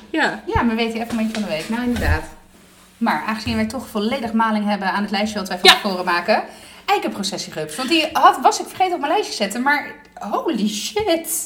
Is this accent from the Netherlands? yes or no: no; Southern Italy, Italy; ik kom uit Zuid-Italië